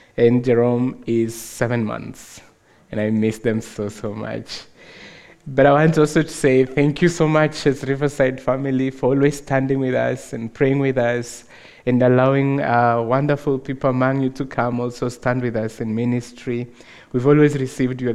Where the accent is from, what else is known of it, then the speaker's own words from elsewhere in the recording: Nairobi, Kenya; I'm from Africa, of course, from Kenya, Nairobi.